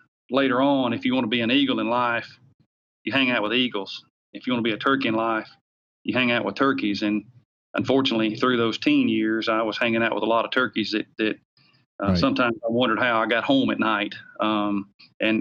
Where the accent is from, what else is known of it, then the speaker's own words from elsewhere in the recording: the South, United States; accent: Southern; You can tell by my Southern slang, I grew up in the South and still live in the South, just outside of Nashville, Tennessee.